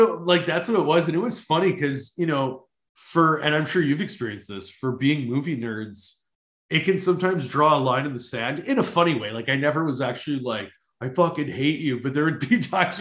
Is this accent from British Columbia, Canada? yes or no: no; Winnipeg, Manitoba, Canada; also born or lived in Toronto; Born and raised in Winnipeg. I lived in Toronto for 5 years